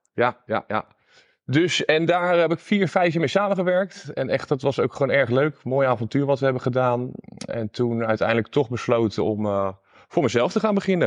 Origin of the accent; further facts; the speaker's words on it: Gouda, South Holland, Netherlands; also born or lived in Utrecht; Ik kom uit Gouda